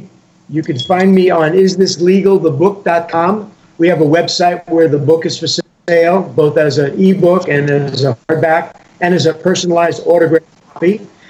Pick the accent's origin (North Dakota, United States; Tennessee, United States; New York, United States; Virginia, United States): New York, United States; New York City; also born or lived in California; now in Nevada, United States; I grew up in Brooklyn, New York, but I came out to California in the 70s, and in 1995, after I sold a portion of the UFC to Semaphore, I moved out to Nevada.